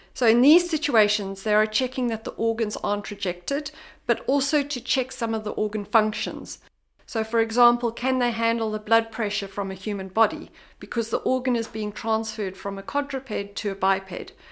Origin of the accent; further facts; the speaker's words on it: South Africa; moved away; I'm originally from South Africa